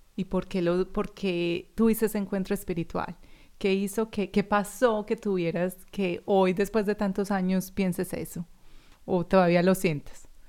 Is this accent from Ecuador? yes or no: no; Medellín, Antioquia, Colombia; now in Australia; yo soy colombiana también de Medellín